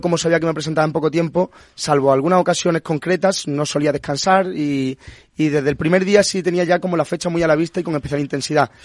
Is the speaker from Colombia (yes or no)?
no; Punta Umbría, Andalusia, Spain; moved away as an adult; also born or lived in Madrid; yo soy de Punta Umbría, de Huelva